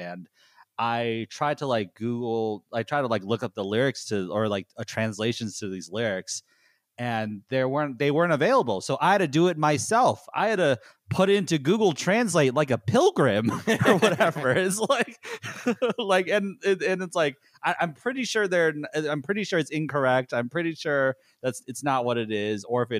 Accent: United States; So, I was raised in America pretty much my entire life. I've been to Korea, like, four times maybe.

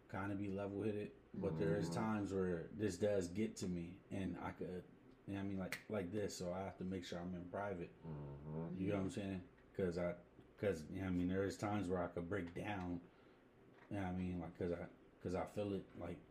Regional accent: Harrisburg, Pennsylvania, United States; This is where I'm from. This is what I see every day

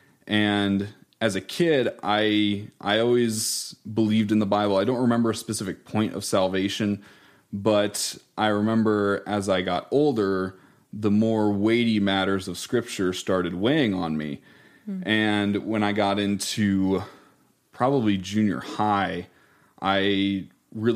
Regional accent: Iowa, United States; We were originally from Iowa

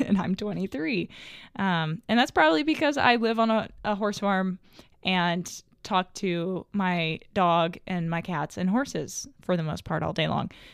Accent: Little Rock, Arkansas, United States; now in Hot Springs, United States; I'm a twenty-three-year-old equestrian from Arkansas. I grew up in Little Rock

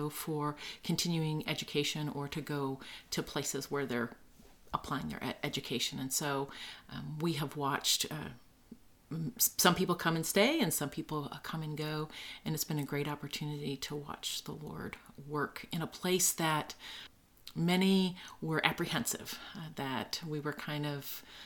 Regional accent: Midwest, United States; moved away as an adult; now in Hanover, New Hampshire, United States; We're not originally from New England, both from the Midwest

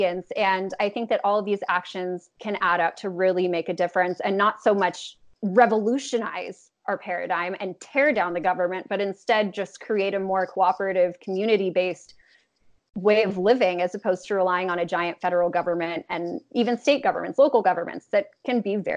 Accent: Los Angeles, California, United States; I'm from Los Angeles. I was raised just to believe that blue was good and red was bad

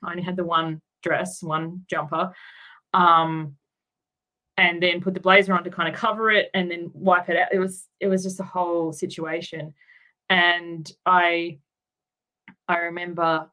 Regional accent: Tasmania, Australia; moved away as an adult; also born or lived in Queensland / New South Wales; now in Sydney, Australia; I grew up in Tasmania, and then I moved to Queensland, and then um, down to New South Wales. So I've moved around a bit, but not until I was um, an adult.

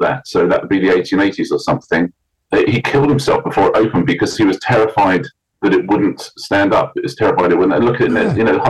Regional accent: Sussex, South East England, United Kingdom; also born or lived in West London; now in London, United Kingdom; because I'm from Sussex, maybe we'll move back to Sussex at some point.

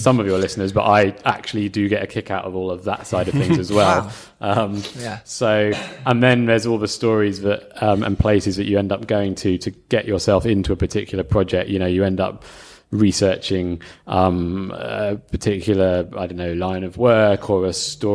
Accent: London, United Kingdom; moved away as an adult; also born or lived in Newcastle; I'm from London.

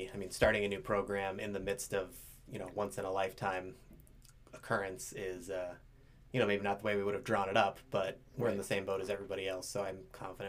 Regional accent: Stow, Ohio, United States; I grew up in Stowe. My dad also grew up in Stowe

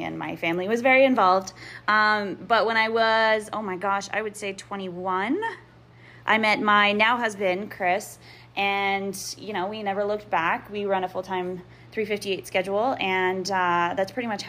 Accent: Canada; I'm Canadian

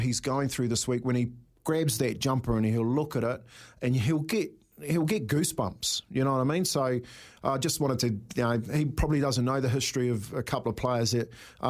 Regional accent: Whangarei, Northland, New Zealand; Myself, I was born in Whangarei

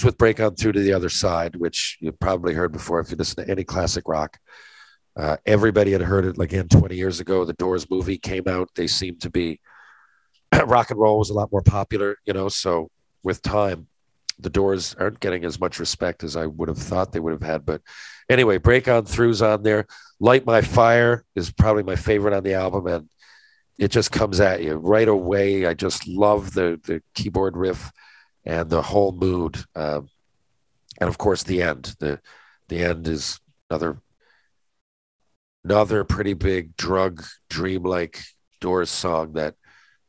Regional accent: Newfoundland and Labrador, Canada; a Newfoundlander

